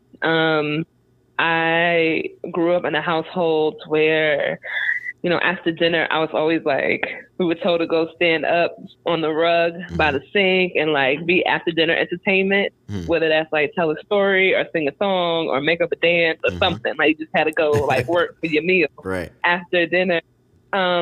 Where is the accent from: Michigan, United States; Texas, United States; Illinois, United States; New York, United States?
New York, United States; Long Island; now in Durham, United States; I am from Long Island, a Strong Island, New York